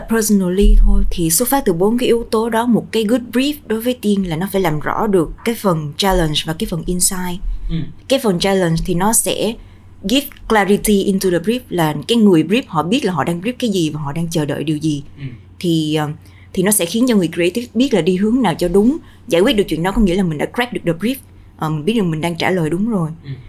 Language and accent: Vietnamese; Central Vietnam, Vietnam; em là người miền Trung đi